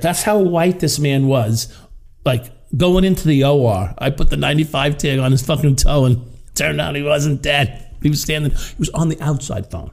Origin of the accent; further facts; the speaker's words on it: Long Island, New York, United States; also born or lived in Brooklyn; I was a Long Island kid, right? I was born in Brooklyn, but raised on Long Island